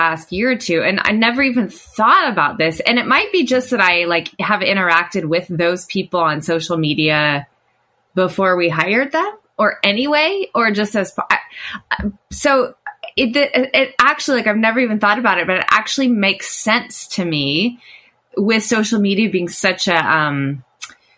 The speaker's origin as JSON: {"language": "English", "region": "Oklahoma", "country": "United States", "tie": "born or raised there", "said": "It was always a strange thing growing up in Oklahoma"}